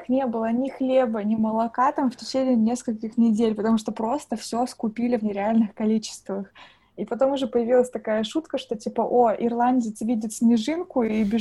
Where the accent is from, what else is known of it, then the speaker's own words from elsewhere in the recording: Russia; now in Ireland; то, что сейчас уже невозможно отличить то, что я именно приехала из России, потому что я говорю абсолютно как дублинский человек.